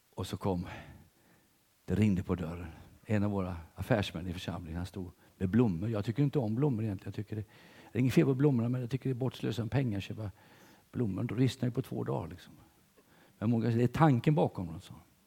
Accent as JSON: {"language": "Swedish", "country": "Sweden", "said": "som svensk"}